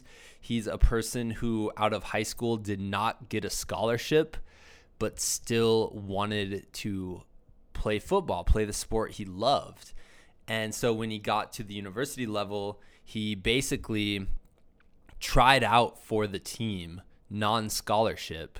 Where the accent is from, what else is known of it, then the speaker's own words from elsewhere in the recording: Iowa, United States; I'm from the state of Iowa originally